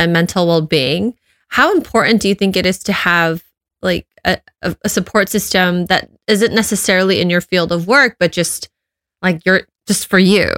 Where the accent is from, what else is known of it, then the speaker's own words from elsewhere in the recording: Los Angeles, California, United States; moved away as an adult; also born or lived in upstate New York; I was born and raised in Los Angeles and I was in upstate New York for grad school